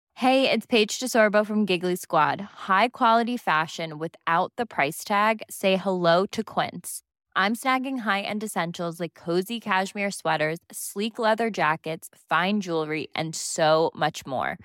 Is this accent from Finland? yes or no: no; United Kingdom